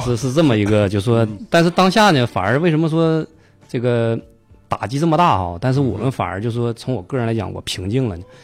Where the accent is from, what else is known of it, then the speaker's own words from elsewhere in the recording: Heilongjiang, China; also born or lived in Heze, Shandong (ancestral home); 东北人，东北黑龙江。啊。啊，但是这个祖籍呢是山东